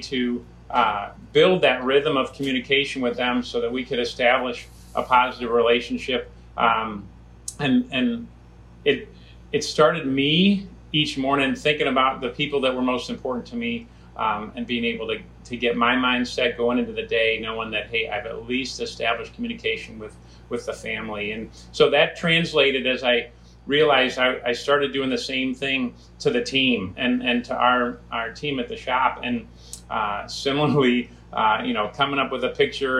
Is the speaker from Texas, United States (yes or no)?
no; Cleveland, Ohio, United States; moved away as an adult; My wife's from Cleveland, I'm from Cleveland